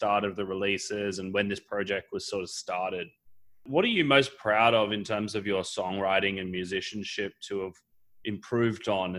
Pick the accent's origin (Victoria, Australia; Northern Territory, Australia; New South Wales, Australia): New South Wales, Australia; Sydney; I'm from Sydney